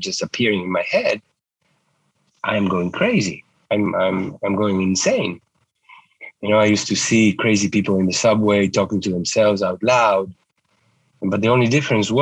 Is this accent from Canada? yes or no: no; Uruguay; moved away as an adult; also born or lived in New York; I grew up in Uruguay, where I went to medical school